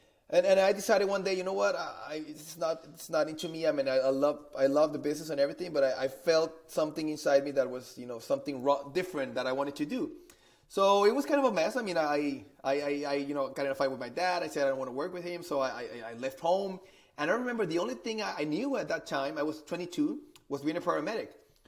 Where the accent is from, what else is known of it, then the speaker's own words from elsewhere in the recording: Monterrey, Nuevo León, Mexico; English is a second language; I'm originally from Monterrey, Mexico. So I've been living in Mexico for all my life.